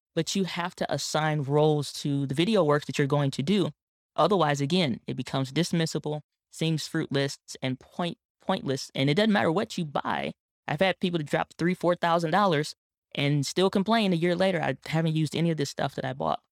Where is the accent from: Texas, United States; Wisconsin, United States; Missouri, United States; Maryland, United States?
Missouri, United States; St. Louis; my hometown in Saint Louis, Missouri